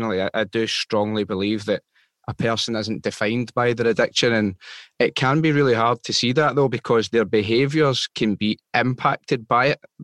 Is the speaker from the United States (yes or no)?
no; Glasgow, Scotland, United Kingdom; I was born in Glasgow